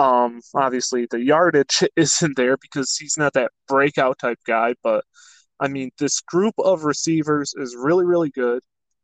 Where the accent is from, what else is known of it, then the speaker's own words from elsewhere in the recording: Michigan, United States; growing up in Michigan